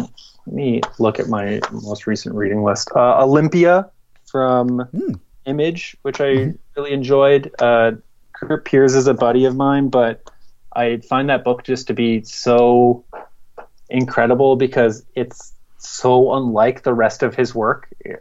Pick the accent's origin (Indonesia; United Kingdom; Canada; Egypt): Canada; I'm Canadian